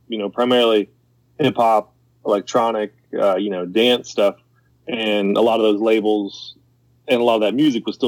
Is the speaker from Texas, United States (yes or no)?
no; Middletown, Ohio, United States; I'm from Middletown.